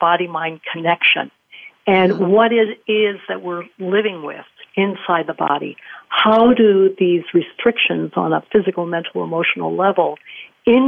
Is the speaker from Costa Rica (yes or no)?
yes; Costa Rica; I was an elite athlete growing up in Costa Rica